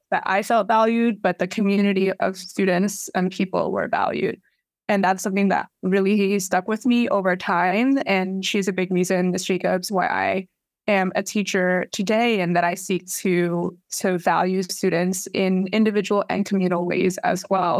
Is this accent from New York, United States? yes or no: yes; New York City, New York, United States; I grew up here, um, and raised here.